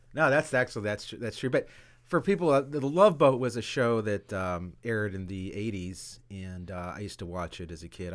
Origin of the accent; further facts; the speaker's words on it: Pompano Beach, Florida, United States; I grew up in Pompano Beach, and, um, we were the only, like, Latin family in, in, in the neighborhood.